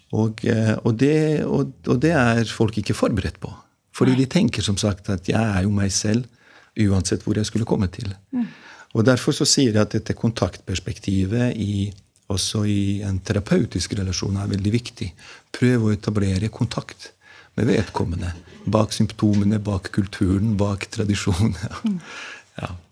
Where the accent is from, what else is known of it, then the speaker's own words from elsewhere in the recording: Mostar, Federation of Bosnia and Herzegovina, Bosnia & Herzegovina; Norwegian is a second language; moved away as an adult; also born or lived in Gjøvik, Norway; now in Norway; jeg er født og oppvokst i Bosnia-Hercegovina. Og jeg kom til Norge da jeg var 18 år gammel som krigsflyktning